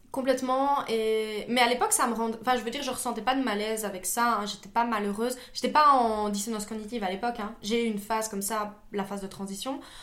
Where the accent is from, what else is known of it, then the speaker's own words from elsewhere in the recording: Liège, Wallonia, Belgium; moi je suis liégeoise